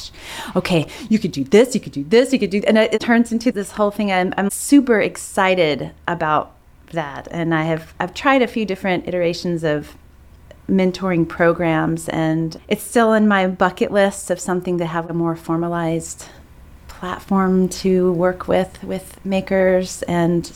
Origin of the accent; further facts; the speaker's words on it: Greensboro, North Carolina, United States; now in Raleigh, United States; I grew up in Greensboro, not too far away.